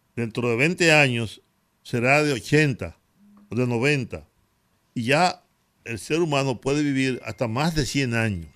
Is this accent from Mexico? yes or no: no; Dominican Republic; soy dominicano